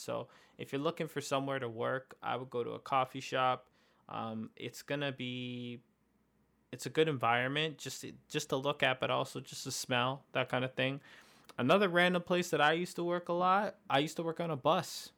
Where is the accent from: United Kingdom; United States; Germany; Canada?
Canada; we're from Canada